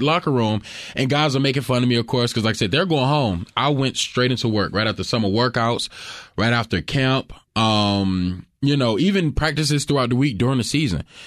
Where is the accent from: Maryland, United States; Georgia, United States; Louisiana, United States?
Georgia, United States; Fitzgerald; moved away; I grew up in Fitzgerald, uh, Georgia. Very, very small town